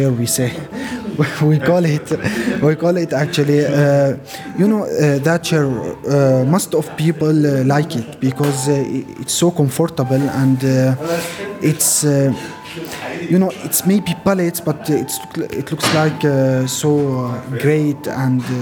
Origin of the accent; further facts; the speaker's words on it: Syria; now in Luxembourg; I'm from Syria and uh, I am here since uh, four months.